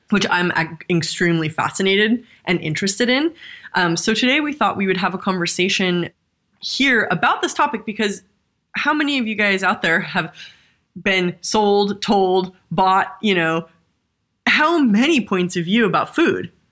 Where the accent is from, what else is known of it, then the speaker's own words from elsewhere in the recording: Southern California, United States; I grew up in Southern California